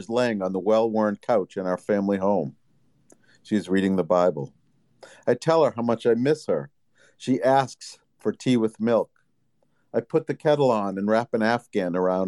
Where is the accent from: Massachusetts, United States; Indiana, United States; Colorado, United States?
Massachusetts, United States; Boston; I'm from the Northeast, the Boston area